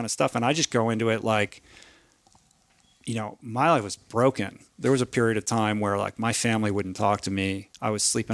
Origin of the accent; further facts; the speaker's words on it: Washington, District of Columbia, United States; moved away as an adult; I grew up in Washington, D.C.